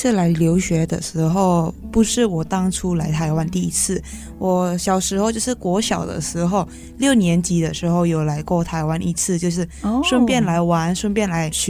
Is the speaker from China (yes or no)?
no; Medan, North Sumatra, Indonesia; moved away as an adult; now in Taichung, Taiwan; 中教育大学国际企业学系的留学生，今年是第三年了。嗯，那我本身是印尼侨生，我是从棉兰来的。